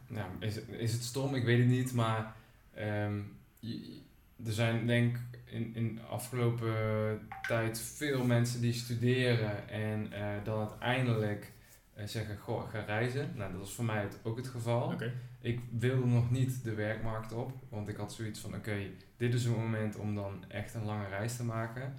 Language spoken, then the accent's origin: Dutch; Groesbeek, Gelderland, Netherlands; ik kom zelf uit Groesbeek bij Nijmegen